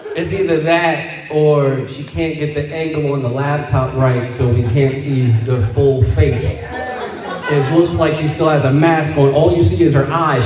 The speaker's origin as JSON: {"language": "English", "town": "Montclair", "region": "New Jersey", "country": "United States", "said": "I'm from Montclair"}